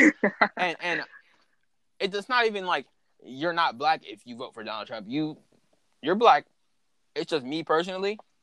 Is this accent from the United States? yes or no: yes; California, United States; also born or lived in North Carolina; I'm from California. My mom's from California. My mom was born here